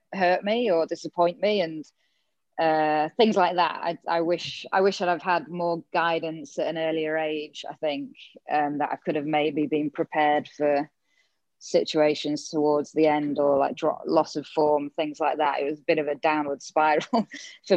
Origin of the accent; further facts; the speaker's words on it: England, United Kingdom; moved away as an adult; now in Gold Coast, Australia; myself growing up in England.